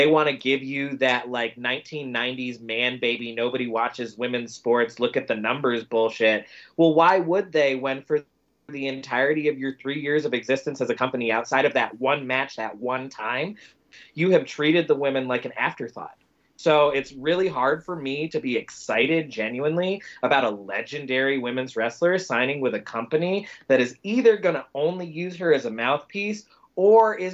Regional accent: the Carolinas, United States; I'm from the Carolinas

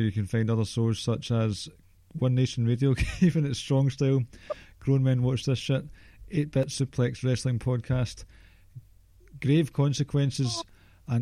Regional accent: Dumbarton, Scotland, United Kingdom; we're from Dumbarton.

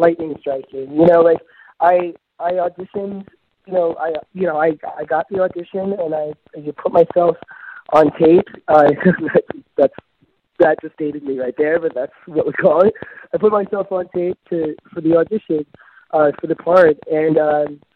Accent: Midwest, United States; I grew up in the Midwest in a small town

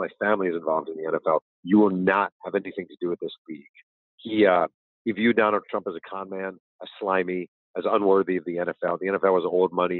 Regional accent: New York, United States; a kid growing up in New York

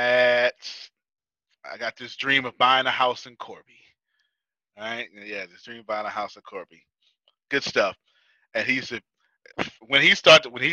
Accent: United States; because I'm American

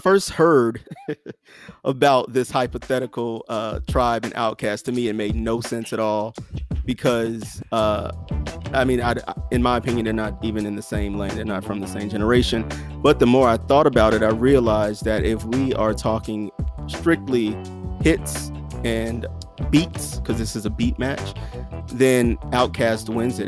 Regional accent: the South, United States; I'm from the South

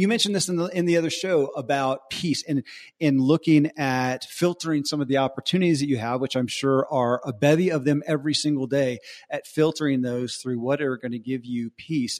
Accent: Bible Belt, the South, United States; I grew up in the Bible Belt

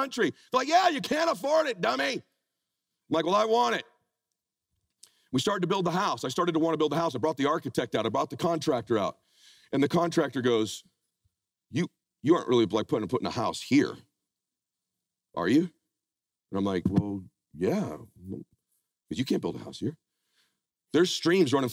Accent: Pomona, California, United States; now in Laguna Beach, United States; I met my wife, we grew up in Pomona

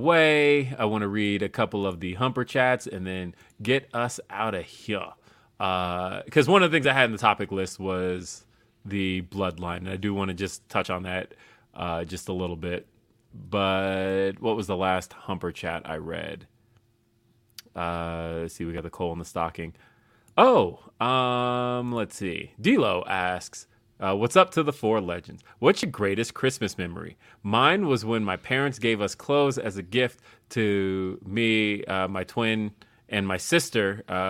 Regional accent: Denver, Colorado, United States; also born or lived in Los Angeles; So I grew up in Los Angeles, and then I moved. I won't say grew up because I moved when I was like 7. So I moved to LA. I moved from LA to Denver when I was 7 years old.

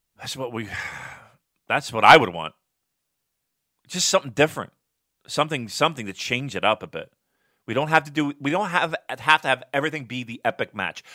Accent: Philadelphia, Pennsylvania, United States; I'm from Philly

